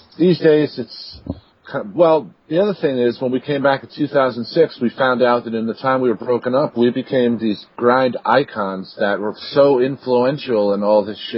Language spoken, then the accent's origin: English; New York City, New York, United States; moved away as an adult; now in Rochester, United States; I'm originally from New York City, and that's where BT and Nuclear were based around. But I've lived up here in Rochester for about, 12 years now